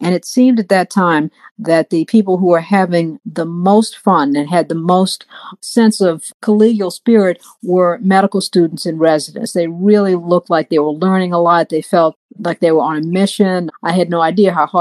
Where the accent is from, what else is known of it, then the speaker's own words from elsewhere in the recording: Washington, District of Columbia, United States; I grew up in Washington, D.C., a great town